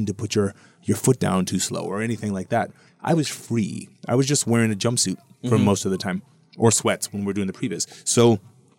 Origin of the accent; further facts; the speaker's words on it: Hawaii, United States; I grew up in Hawaii